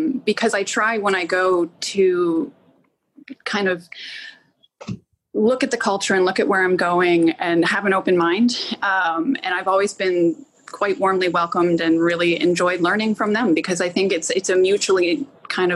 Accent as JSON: {"language": "English", "country": "United States", "said": "as an American woman"}